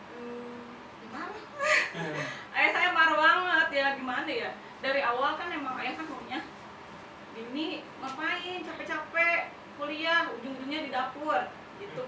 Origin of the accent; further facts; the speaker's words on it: Cibinong, West Java, Indonesia; Saya lahirnya di sini di Cibinong. Hmm. Anak Cibinong banget